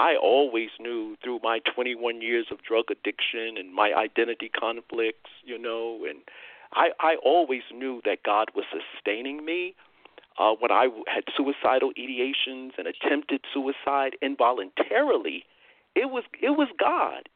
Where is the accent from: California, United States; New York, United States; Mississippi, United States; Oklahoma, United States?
New York, United States; moved away as an adult; now in Texas, United States; I'm still a New Yorker at heart, I guess. Uh, I lived in New York 59 uh, years, and uh, you know, many years, brother Tony, when I was growing up, we didn't have a vehicle